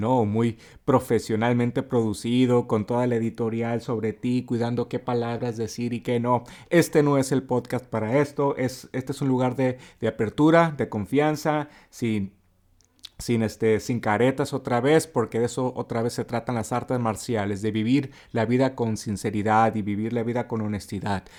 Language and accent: Spanish; Mexicali, Baja California, Mexico; soy una persona honesta, directa al grano, eh, como todos aquí en Mexicali